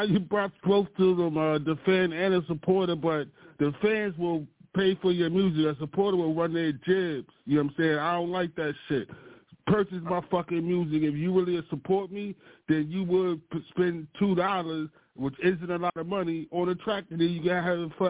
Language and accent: English; Baltimore, Maryland, United States; accent: New York; I used to play ball up in uh, Long Island every summer, so I got that New York accent. But I'm from Baltimore though.